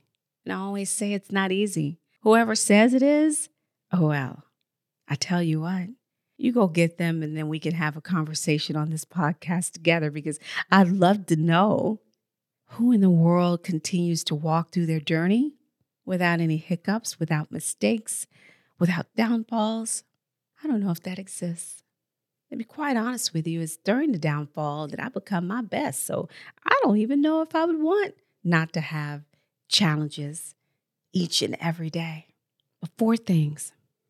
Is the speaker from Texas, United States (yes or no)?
yes; Texas, United States; born there; I didn't grow up in Texas, but I was born in Texas. And so I'm very familiar when I would go back in the summertime with the hurricanes and some parts tornadoes.